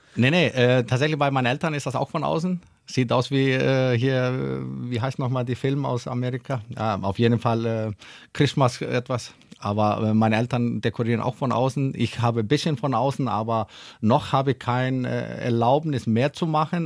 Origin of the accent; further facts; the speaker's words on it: Iceland; German is a second language; moved away as an adult; now in Hannover, Germany; Ich komme ja aus Island, da ja. haben wir nur drei Ampel, als ich aufgewachsen bin